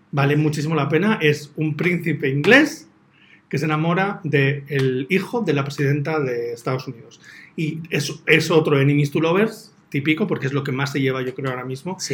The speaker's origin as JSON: {"language": "Spanish", "region": "Basque Country", "country": "Spain", "said": "soy vasco"}